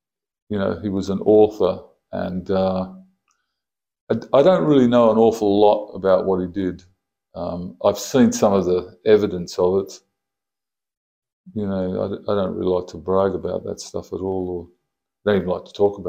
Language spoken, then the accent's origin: English; Jamaica; moved away; also born or lived in Kalgoorlie, Australia; I was born in Kalgoorlie in Adelaide in 1955. And I shifted to Jamaica when I was four.